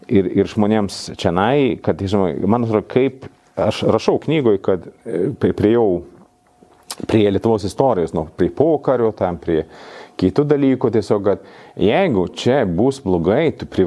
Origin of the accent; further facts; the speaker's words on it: Sweden; Lithuanian is a second language; now in Lithuania; kaip švedas